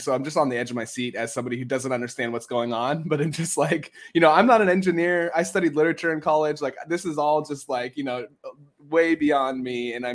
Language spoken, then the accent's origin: English; San Diego, California, United States; I'm from San Diego, California, so I've seen snow like 5 times in my life.